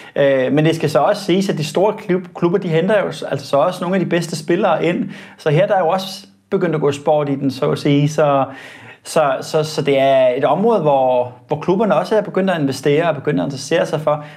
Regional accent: Denmark

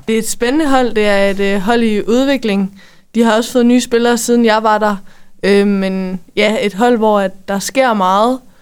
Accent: Denmark; som danskere

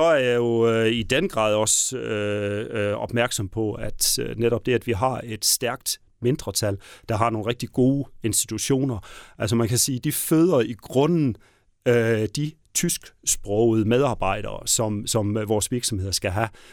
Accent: Southern Jutland, Southern Denmark, Denmark; accent: Southern Jutlandic; de kan høre, at jeg kommer fra Sønderjylland

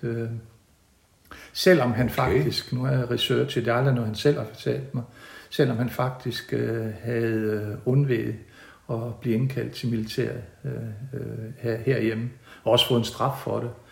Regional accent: Hinnerup, Central Denmark Region, Denmark; now in Haderslev, Denmark; Jeg kommer fra, fra Midtjylland, øh, fra en stationsby, der hedder Hinderup, der ligger mellem Aarhus og Randers. og jeg boede, jeg, mine første 10 år boede jeg i en lille dalsænkning

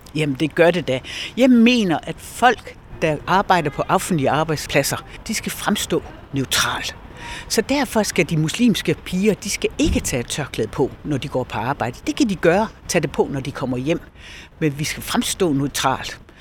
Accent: Esbjerg, Southern Denmark, Denmark; jeg er jo Esbjergenser. Jeg er født og opvokset her

